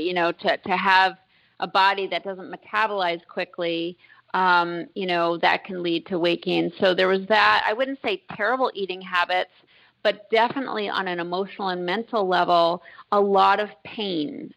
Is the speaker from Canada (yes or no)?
no; Concord, Massachusetts, United States; I grew up in Massachusetts in a historic town of Concord